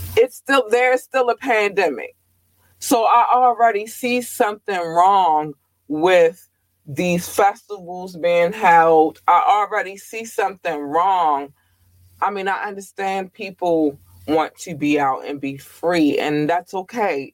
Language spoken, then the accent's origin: English; Baltimore, Maryland, United States; I am from Baltimore